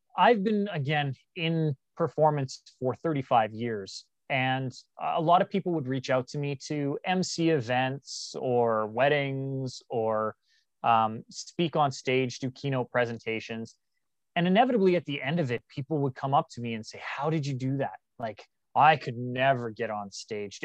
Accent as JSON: {"language": "English", "country": "Canada", "tie": "born or raised there", "said": "growing up in Canada"}